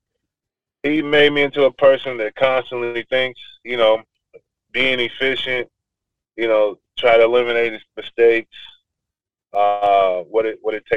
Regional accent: Paris, Kentucky, United States; also born or lived in Evanston, Illinois; my hometown, Paris.

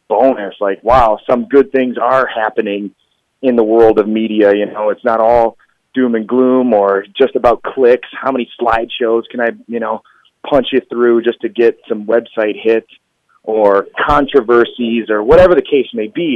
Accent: Wisconsin, United States; I'm from Wisconsin, so these kind of things are everywhere

